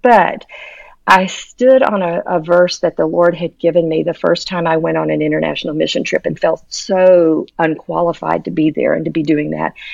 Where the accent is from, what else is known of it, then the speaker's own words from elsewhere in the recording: Houston, Texas, United States; moved away as an adult; now in Tennessee, United States; by the time I was in fifth grade, we settled in Houston, Texas